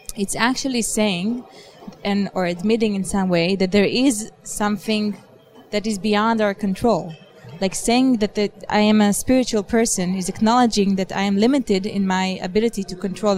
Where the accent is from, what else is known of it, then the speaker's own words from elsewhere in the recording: Israel; moved away; I am originally from Israel